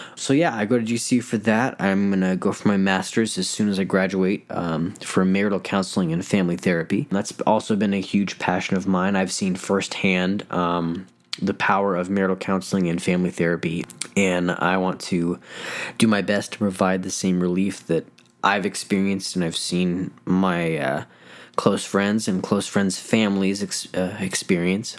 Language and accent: English; Denver, Colorado, United States; moved away as an adult; now in Phoenix, United States; I'm originally from Denver, Colorado